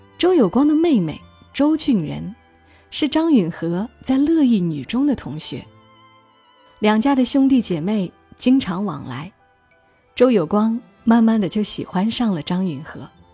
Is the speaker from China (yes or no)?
yes; China; 我们中国人都是要很感谢拼音的